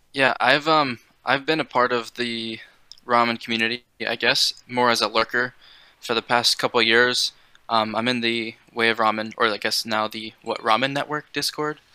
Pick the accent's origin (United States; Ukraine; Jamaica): United States; East Coast; I'm from a small town, so there's no ramen. I mean, there's like a kind of niche community of Okinawan people because there's a the biggest military base on the East Coast is in my town